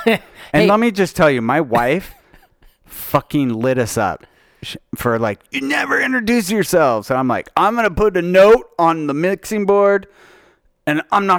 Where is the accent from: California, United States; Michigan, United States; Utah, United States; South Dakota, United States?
Utah, United States; I did because I was raised in Utah.